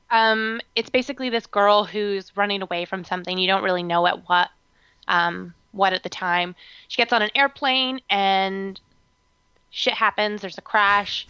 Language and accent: English; Canada; I'm just Canadian